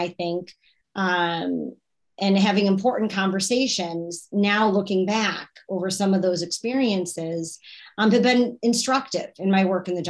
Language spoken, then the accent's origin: English; Oak Park, Illinois, United States; also born or lived in Chicago, Illinois; I grew up in Oak Park, which, you know, is a reputation for being a progressive community, a diverse community.